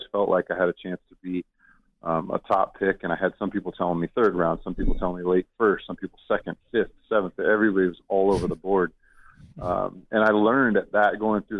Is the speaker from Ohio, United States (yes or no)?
no; Southern California, United States; I grew up in Southern California